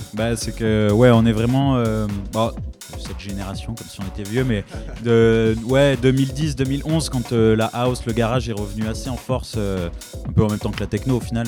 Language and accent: French; Aix-en-Provence, Provence-Alpes-Côte d'Azur, France; now in Marseille, France; à la base, ouais, on est plus d'Aix-en-Provence